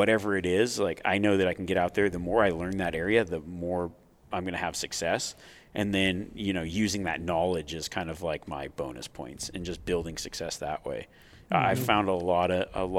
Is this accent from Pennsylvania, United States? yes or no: no; Nevada, United States; growing up in Nevada